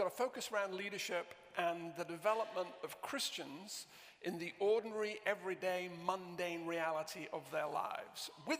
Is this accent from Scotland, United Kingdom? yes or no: no; Southport, North West England, United Kingdom; also born or lived in Romford; My accent is, I was brought up in Lancashire, in Southport in Lancashire.